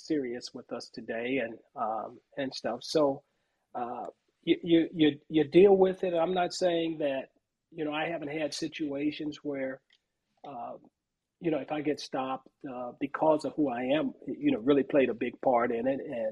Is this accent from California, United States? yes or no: yes; Los Angeles, California, United States; I grew up in South Central Los Angeles. I say South Central Los Angeles. I grew up in Watts